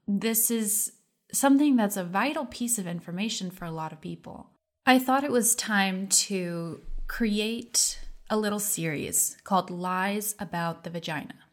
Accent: United States; I grew up in America

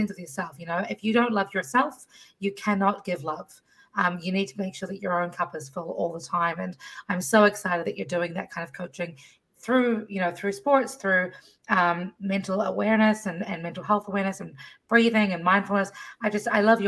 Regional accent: Fiji; moved away; I spent half my life growing up in Fiji and totally different world

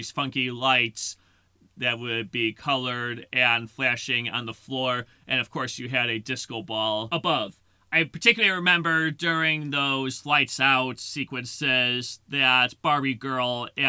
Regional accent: Lombard, Illinois, United States; I grew up in Lombard, Illinois

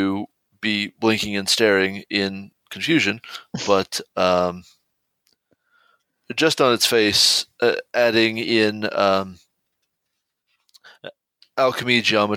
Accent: the South, United States; I'm from the South

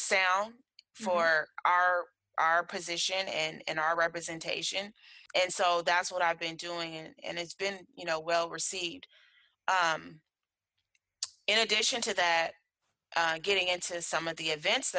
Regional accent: Berkeley, California, United States; I was raised in Berkeley back in the day

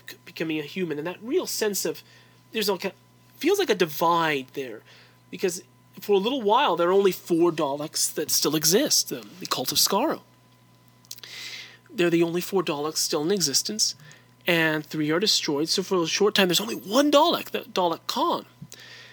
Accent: Whittier, California, United States; now in Provo, United States; I'm from East Los Angeles, California, a city called Whittier, but I live in a city called Provo, Utah now

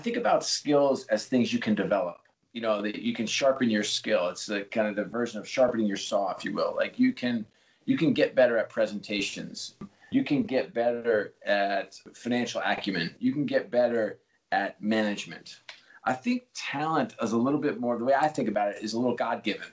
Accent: New York, United States; I grew up in New York

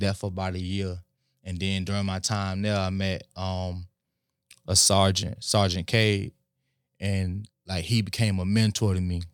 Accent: West Palm Beach, Florida, United States; also born or lived in Lake Worth; grew up in West Palm Beach. We moved to Lake Worth for a little bit, but primarily we, we lived in West Palm

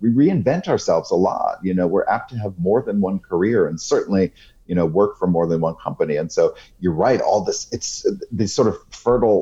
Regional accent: South Portland, Maine, United States; my hometown library in South Portland, Maine

